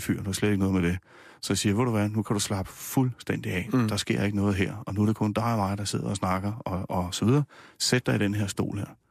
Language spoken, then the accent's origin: Danish; Nysted, Zealand, Denmark; also born or lived in Rødovre; now in Gævninge, Denmark; Jeg er opvokset nede på Lolland, i, Nyst, mm. i Nysted. Født i Rødovre oprindeligt og bor nu i Gævninge mellem øh, Roskilde og Holbæk